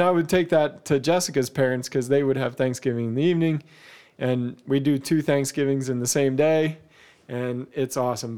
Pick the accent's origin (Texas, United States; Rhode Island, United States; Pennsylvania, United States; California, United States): Pennsylvania, United States; moved away as an adult; also born or lived in Ohio; we moved to Ohio from Pennsylvania